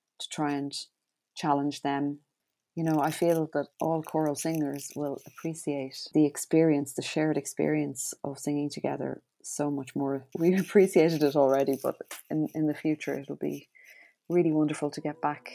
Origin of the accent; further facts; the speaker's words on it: Ireland; our outputs as Irish choral singers